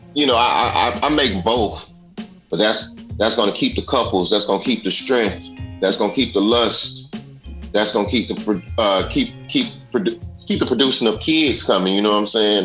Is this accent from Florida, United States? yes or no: no; Dallas, Texas, United States; also born or lived in Chicago, Illinois, United States; I, I was born in Chicago. I stayed there for about nine years. Then I moved to Dallas